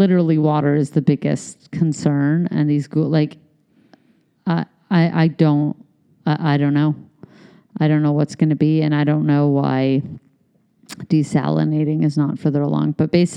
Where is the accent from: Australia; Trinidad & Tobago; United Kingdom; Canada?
Canada; also born or lived in United States; I'm Canadian and American